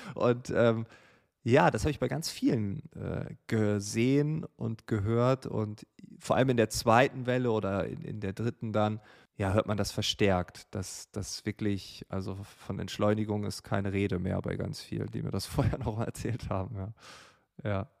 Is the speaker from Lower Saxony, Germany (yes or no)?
yes; Großefehn, Lower Saxony, Germany; Große Feen, einem kleinen Dorf in Norddeutschland, an der Nordsee, an der Grenze zu Holland, direkt an einem Kanal